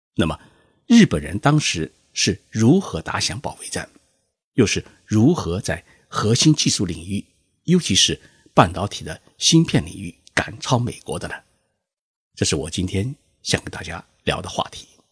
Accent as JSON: {"language": "Chinese", "country": "China", "said": "我们中国人"}